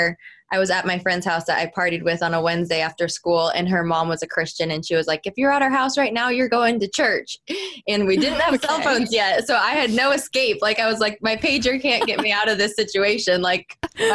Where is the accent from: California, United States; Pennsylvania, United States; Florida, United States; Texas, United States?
Florida, United States; I'm a Florida girl, born and raised in Florida